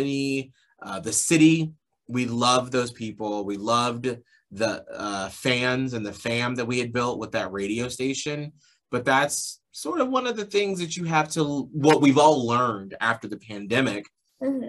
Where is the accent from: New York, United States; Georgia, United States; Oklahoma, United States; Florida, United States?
Georgia, United States; Atlanta; moved away; I grew up in Atlanta, Georgia